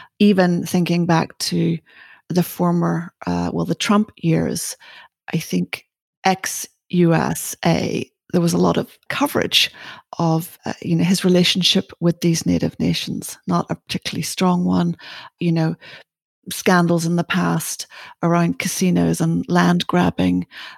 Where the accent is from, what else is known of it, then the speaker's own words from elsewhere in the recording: Ireland; you know, I'm Irish.